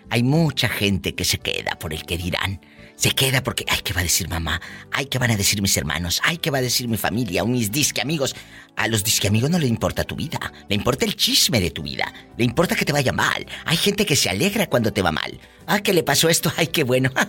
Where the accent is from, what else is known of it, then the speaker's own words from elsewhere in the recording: Veracruz, Mexico; Soy, soy de Veracruz, Diva.